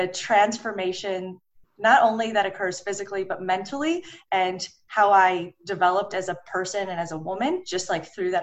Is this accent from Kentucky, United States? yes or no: no; Detroit, Michigan, United States; also born or lived in Los Angeles / Sydney, Australia; Right now, I live in Detroit, Michigan, which is where I grew up